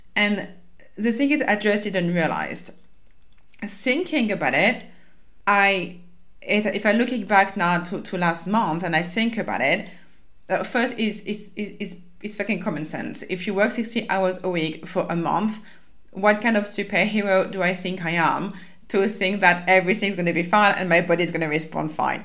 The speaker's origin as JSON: {"language": "English", "country": "France", "accent": "French", "second_language": "English", "moved": "yes", "said": "my French accent"}